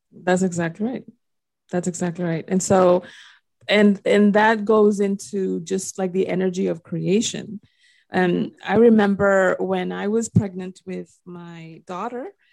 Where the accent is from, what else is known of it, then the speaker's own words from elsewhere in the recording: Dominican Republic; accent: Dominican; my little Dominican accent came out.